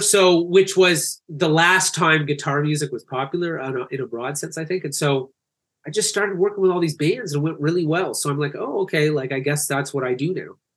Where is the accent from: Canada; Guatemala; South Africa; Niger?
Canada; also born or lived in Calgary; I'm Canadian